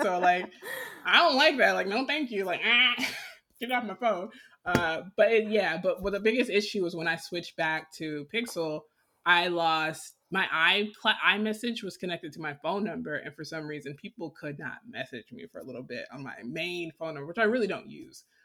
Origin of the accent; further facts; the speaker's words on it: Decatur, United States; moved away; I grew up in Decatur where people were being murdered